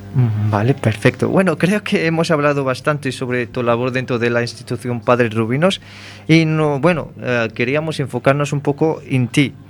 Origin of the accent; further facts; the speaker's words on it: Morocco; moved away; siendo yo marroquí